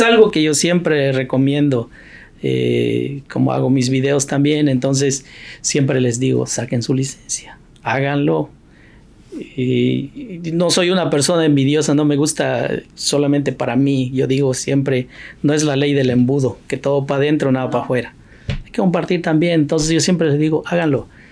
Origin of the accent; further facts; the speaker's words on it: Oaxaca, Mexico; moved away as an adult; now in United States; muchos de la gente de mi pueblo, que yo soy oaxaqueño